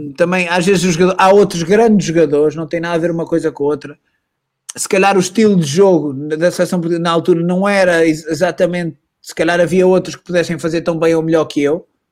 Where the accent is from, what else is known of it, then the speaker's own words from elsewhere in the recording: Portugal; moved away as an adult; also born or lived in Madrid; sou português